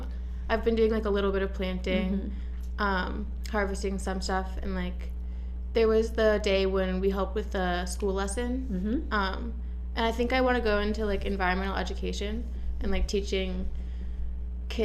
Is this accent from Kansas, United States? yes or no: no; Washington, United States; moved away as an adult; now in Los Angeles, United States; I'm from Washington State, where it's like very green